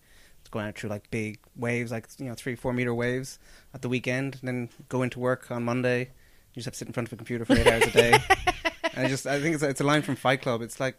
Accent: Dublin, Leinster, Ireland; I grew up in Dublin just when cable TV arrived.

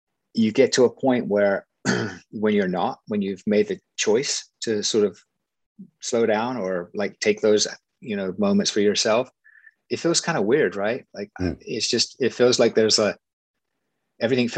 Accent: England, United Kingdom; now in United States; I come from England

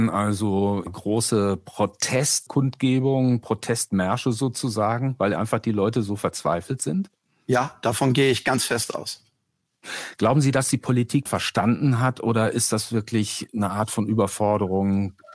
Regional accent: Cologne, North Rhine-Westphalia, Germany; In meiner Heimatstadt Köln ist es genauso.

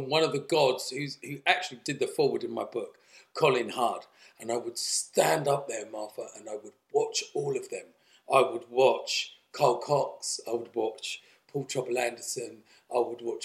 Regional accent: Essex, East of England, United Kingdom; I came from Essex

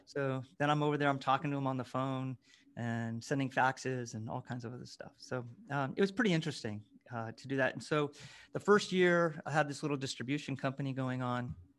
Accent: near San Francisco, California, United States; we grew up near San Francisco

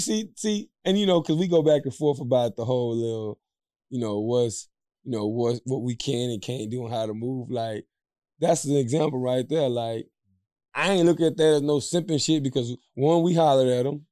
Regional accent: Louisiana, United States; We come from the, we come from the South. We come from Louisiana

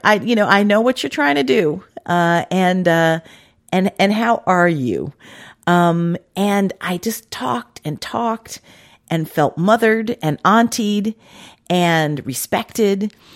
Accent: Washington, District of Columbia, United States; moved away; I grew up in Washington, D C, and it didn't get cold like that.

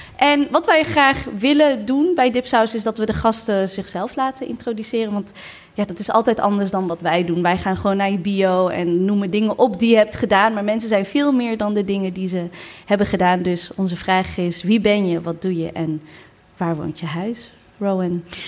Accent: Maarssen, Utrecht, Netherlands; Ik ben opgegroeid in Maarsen.

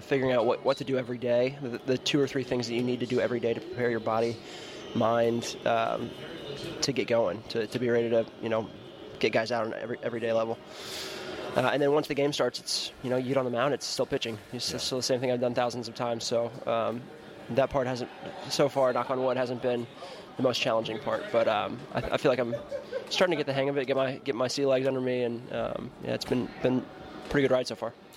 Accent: United States; as an American

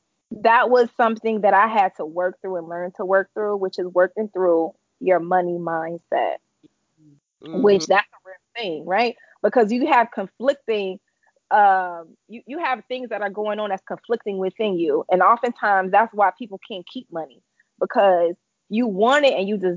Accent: Chicago, Illinois, United States; moved away as an adult; now in Connecticut, United States; I'm originally from Chicago, born and raised

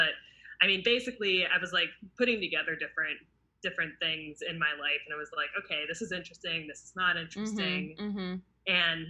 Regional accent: California, United States; And we're initially from the Bay Area, or we grew up in the Bay Area

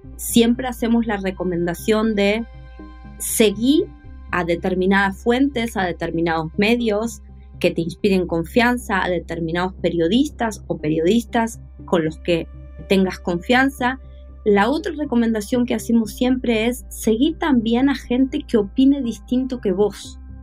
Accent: Argentina; soy de Argentina

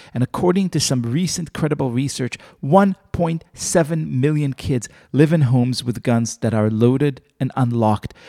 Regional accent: Israel; moved away; I grew up in Israel

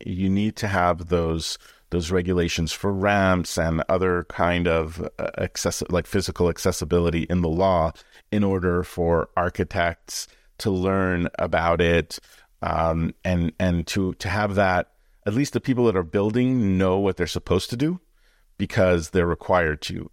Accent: Canada; born or raised there; moved away

